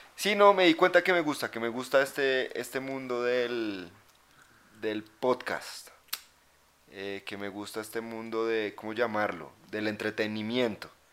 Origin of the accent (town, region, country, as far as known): Colombia; now in Bogotá, Colombia